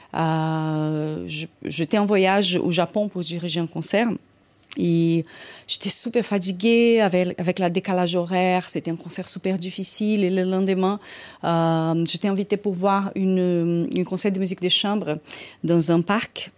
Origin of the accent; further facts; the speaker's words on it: Brazil; accent: Brazilian; French is a second language; now in France; quand j'étais jeune au Brésil